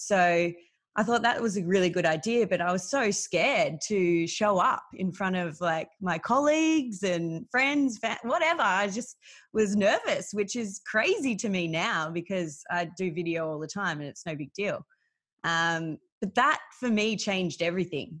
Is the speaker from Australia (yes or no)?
yes; Melbourne, Victoria, Australia; I grew up in Melbourne. I've lived here my whole life